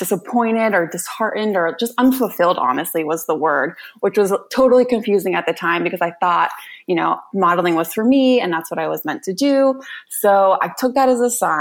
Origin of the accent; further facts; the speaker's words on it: Raleigh, North Carolina, United States; I grew up in Raleigh, North Carolina